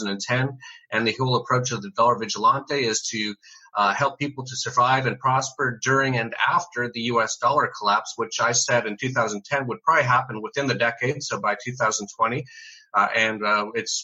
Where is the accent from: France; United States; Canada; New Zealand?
Canada; moved away as an adult; I'm from Canada originally